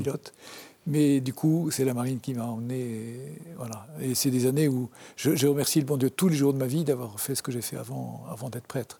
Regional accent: Le Havre, Normandy, France; also born or lived in Brest; now in Paris, France; J'ai grandi au Havre, euh, une ville que, je n'aimais pas du tout.

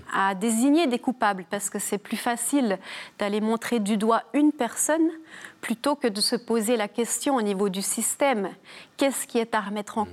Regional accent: Jura, Bourgogne-Franche-Comté, France; accent: petit accent chantant (Jura); viens du Jura. Et euh, proche de la Suisse, j'ai hérité de, du petit accent chantant

